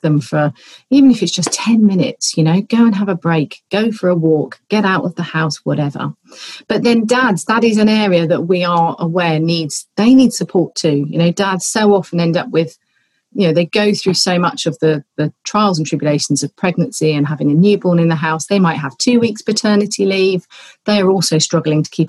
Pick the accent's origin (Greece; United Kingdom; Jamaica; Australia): United Kingdom; Colchester, East of England; now in Somerset, United Kingdom; My great-granddad opened a bike shop in my hometown of Colchester